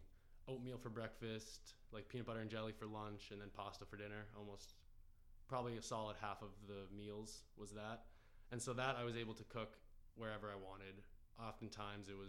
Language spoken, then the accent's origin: English; Massachusetts, United States; growing up in Massachusetts